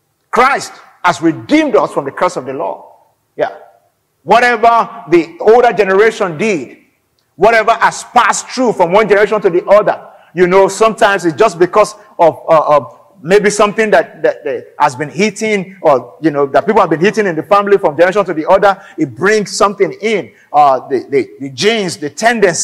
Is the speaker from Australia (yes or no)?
no; Nigeria; I'm an African, I'm Nigerian